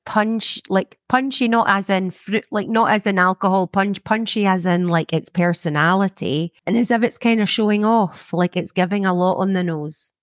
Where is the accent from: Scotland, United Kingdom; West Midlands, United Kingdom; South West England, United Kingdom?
Scotland, United Kingdom; growing up in Scotland, there's a lot of rain